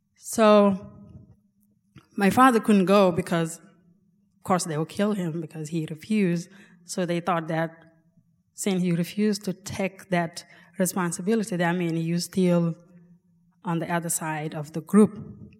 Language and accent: English; South Sudan; also born or lived in Ethiopia; now in Alaska, United States; I'm from South Sudan, but was born in refugee camp in Ethiopia